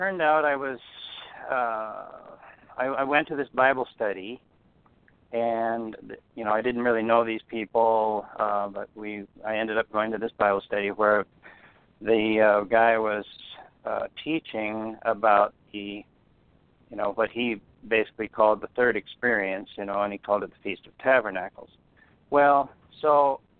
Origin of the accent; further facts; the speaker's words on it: close to Great Falls, Montana, United States; I I grew up out here in Montana, close to Great Falls, in a very small town on a farm